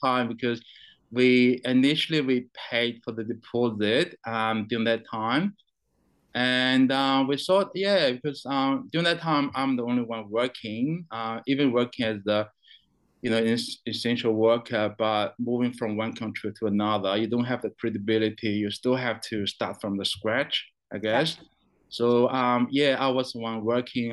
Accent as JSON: {"language": "English", "country": "China", "tie": "born or raised there", "also_born_or_lived": "New Zealand", "moved": "yes", "lives_now": "Brisbane, Australia", "said": "I was born in China. Um, I went to New Zealand back in 2002"}